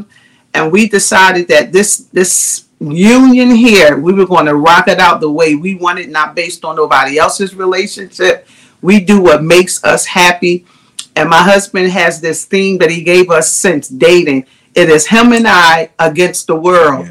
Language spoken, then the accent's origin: English; Philadelphia, Pennsylvania, United States; We are from Philadelphia, Pennsylvania.